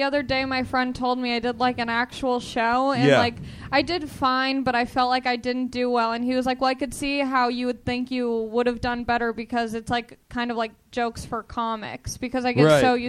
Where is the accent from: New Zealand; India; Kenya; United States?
United States; Long Beach, California; I'm from Long Beach.